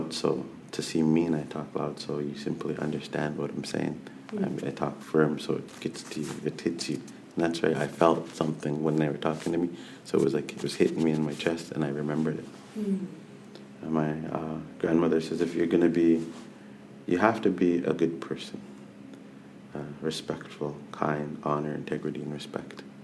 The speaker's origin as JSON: {"language": "English", "town": "Nanaimo", "region": "British Columbia", "country": "Canada", "said": "I'm from Snanemo"}